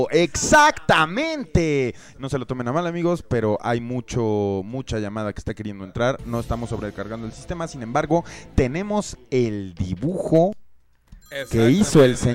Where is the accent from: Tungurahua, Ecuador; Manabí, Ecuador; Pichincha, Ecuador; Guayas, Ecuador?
Pichincha, Ecuador; Quito; soy de la ciudad de Quito.